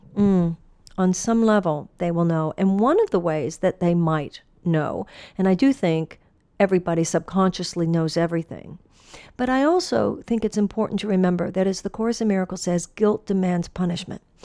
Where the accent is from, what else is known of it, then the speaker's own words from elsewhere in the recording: Texas, United States; moved away; I came from the Southwest. I came from Texas